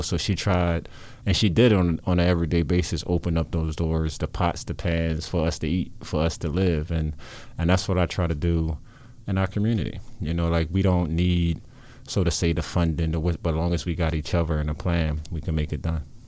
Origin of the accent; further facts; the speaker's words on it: Philadelphia, Pennsylvania, United States; I grew up in South Philadelphia